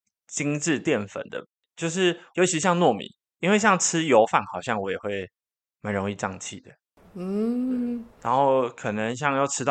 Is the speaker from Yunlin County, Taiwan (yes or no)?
no; Taichung, Taiwan; 台中人啊？你要说大米鸡吗？